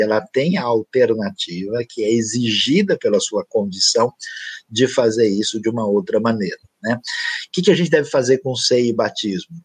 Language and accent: Portuguese; São Paulo, Brazil; moved away; also born or lived in Tocantins; Eu nasci e vivi inicialmente em São Paulo, eu morei um tempo no Tocantins